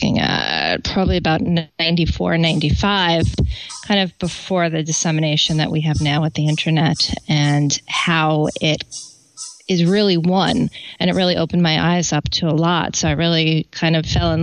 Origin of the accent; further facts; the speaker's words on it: New York City, New York, United States; also born or lived in Boston / Washington, District of Columbia, United States; growing up in New York City.